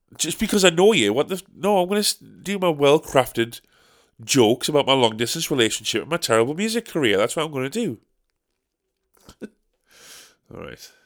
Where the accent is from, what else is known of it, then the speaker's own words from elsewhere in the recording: Sunderland, North East England, United Kingdom; we're from Sunderland